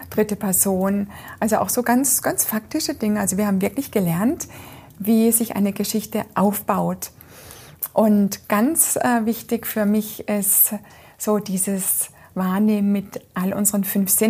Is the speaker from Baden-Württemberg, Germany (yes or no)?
yes; Freiburg, Baden-Württemberg, Germany; Den kenne ich ja, ich komme ja aus Freiburg und ich kenne ah, ja